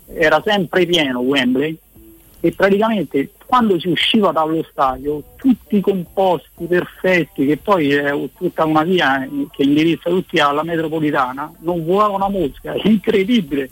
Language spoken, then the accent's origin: Italian; Rome, Lazio, Italy; essendo romano ero un ragazzino che ero cresciuto nelle giovanili a Roma